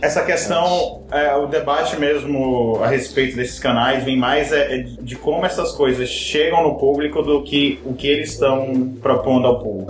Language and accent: Portuguese; Brazil; eu como brasileiro